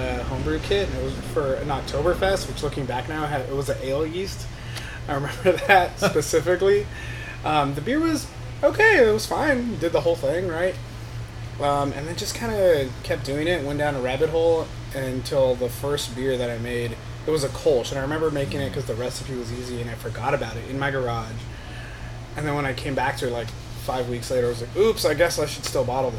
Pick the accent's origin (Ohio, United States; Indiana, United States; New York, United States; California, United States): California, United States; Los Angeles; moved away as an adult; now in San Francisco, United States; I'm actually from Los Angeles